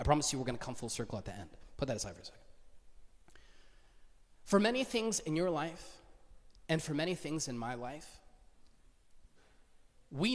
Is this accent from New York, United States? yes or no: no; Duluth, Georgia, United States; I grew up in Duluth